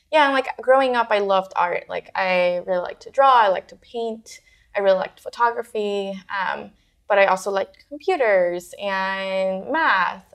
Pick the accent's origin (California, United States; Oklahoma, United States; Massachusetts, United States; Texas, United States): Texas, United States; Houston; moved away as an adult; also born or lived in Parral, Chihuahua, Mexico / Ciudad Juárez, Chihuahua, Mexico; now in San Francisco, United States; I was born in uh, Parral, Chihuahua, um, and grew up in Juarez. So I think part of me has always, you know, I, I, was like a border. I grew up around the border, so the United States was always really close to mm-hmm. me. Um, and then my family moved to the United States to Houston, Texas, when I was nine